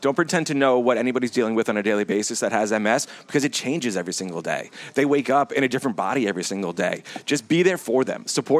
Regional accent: New Jersey, United States; now in Maryland, United States; we're both from New Jersey.

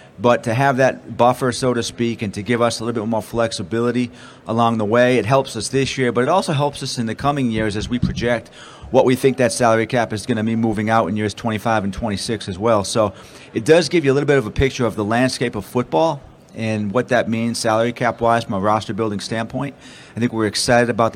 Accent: Boston, Massachusetts, United States; now in Baltimore, United States; me growing up in Boston

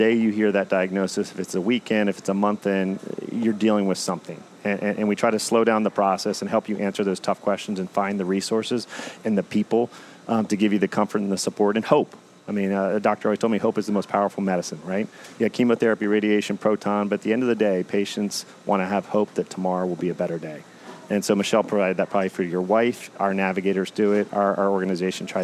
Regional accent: Howard County, Maryland, United States; We grew up in Howard County, went to Centennial High School together

